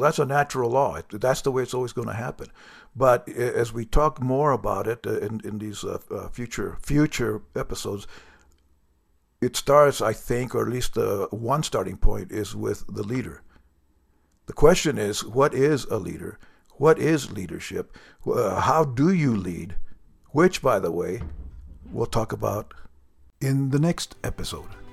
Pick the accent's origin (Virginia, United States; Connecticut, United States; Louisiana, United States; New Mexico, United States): New Mexico, United States; I'm from New Mexico, which we, our motto is the land of enchantment